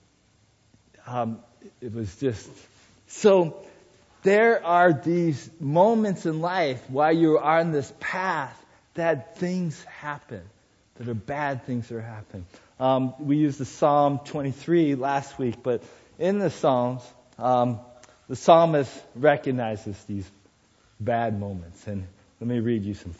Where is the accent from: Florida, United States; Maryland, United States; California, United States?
California, United States; Sierra Madre; moved away; I was in my hometown, Sierra Madre